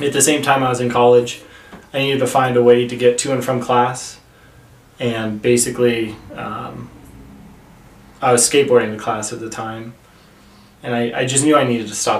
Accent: Phoenix, Arizona, United States; moved away as an adult; now in Denver, United States; I'm from Arizona, originally Phoenix, Arizona, but I've lived in Denver, Colorado since 2013

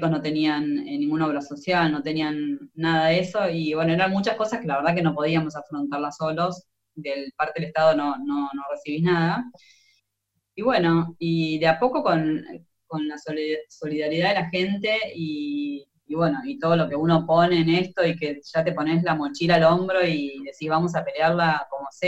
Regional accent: Argentina; los solidarios que, somos los argentinos, es impresionante

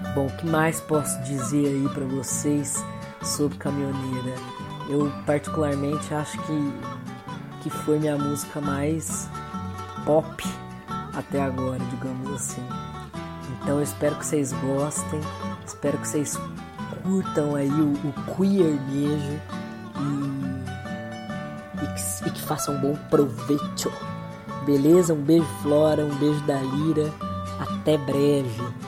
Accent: Ribeirão Preto, São Paulo, Brazil; Eu sou de Ribeirão Preto, interior de São Paulo

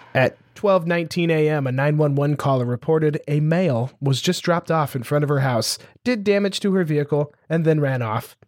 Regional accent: Montana, United States; growing up in Montana, which is one of the cheapest states to, like, live and operate

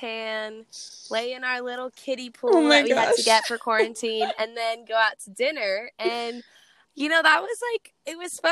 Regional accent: Bay Area, Northern California, United States; I am from the Bay Area, Northern California. So I went home to be with my mom

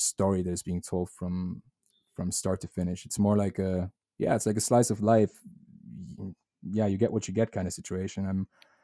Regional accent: Germany; English is a second language; moved away; I speak German with my roommate. He's German as well

